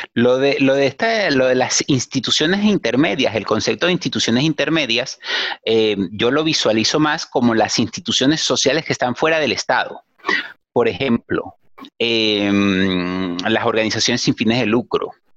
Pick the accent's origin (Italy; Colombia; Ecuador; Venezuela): Venezuela; soy venezolano